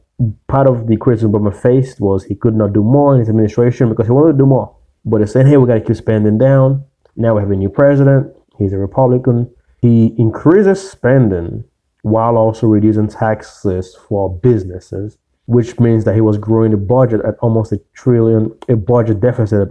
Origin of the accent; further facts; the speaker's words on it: the South, United States; I grew up in the South